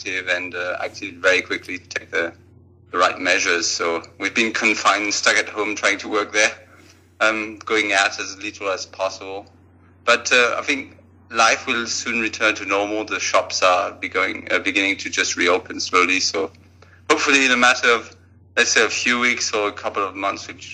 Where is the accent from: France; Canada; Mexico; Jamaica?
France; moved away as an adult; also born or lived in United States / United Kingdom / Japan / Australia; now in Vienna, Austria; I'm from France originally, but I've lived and worked overseas for about 20 years